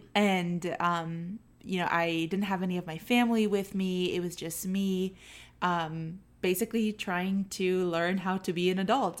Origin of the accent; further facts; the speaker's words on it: Arlington, Virginia, United States; moved away as an adult; now in Orlando, United States; we're originally from Arlington, Northern Virginia. Virginia uh, we've lived right outside of DC our entire lives